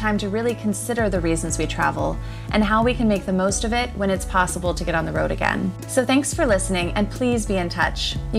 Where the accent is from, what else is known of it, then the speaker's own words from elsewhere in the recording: Atlanta, Georgia, United States; moved away as an adult; also born or lived in Boston / Los Angeles / Australia; I grew up in Atlanta and went to school in Boston, but I always felt I belonged in California. So I moved